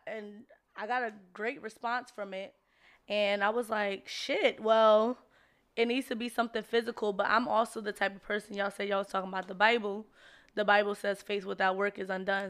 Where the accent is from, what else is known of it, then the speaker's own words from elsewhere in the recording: Jersey City, New Jersey, United States; I'm born and raised in Jersey City